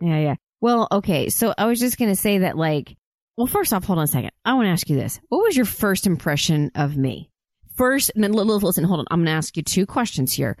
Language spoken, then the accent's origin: English; Oklahoma, United States; I grew up in Oklahoma